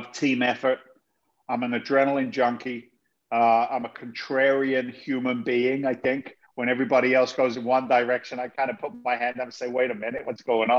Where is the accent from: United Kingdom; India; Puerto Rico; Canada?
United Kingdom; South of England; moved away as an adult; also born or lived in London / Boston area, Massachusetts, United States; now in Massachusetts, United States; I was born in London. I was raised in the south of England in an incredibly blue-collar family.